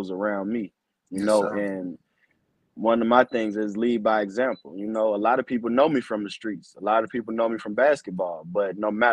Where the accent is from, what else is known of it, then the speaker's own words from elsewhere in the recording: Ferguson, Missouri, United States; I grew up in St. Louis. I, you know, was raised in Ferguson